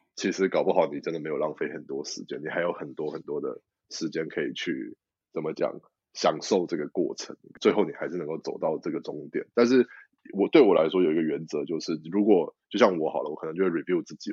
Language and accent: Chinese; Taiwan; moved away as an adult; now in United Kingdom; 我们台湾人